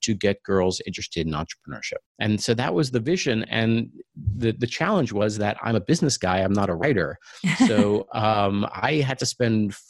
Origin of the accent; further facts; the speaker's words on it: Long Island, New York, United States; moved away as an adult; also born or lived in Ann Arbor, Michigan; now in Silicon Valley, United States; I grew up on Long Island